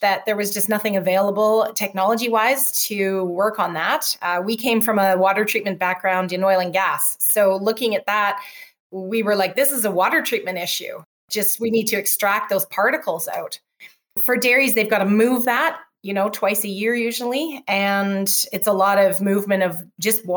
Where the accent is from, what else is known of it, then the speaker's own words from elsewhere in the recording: Calgary, Alberta, Canada; where I'm from in Calgary, Alberta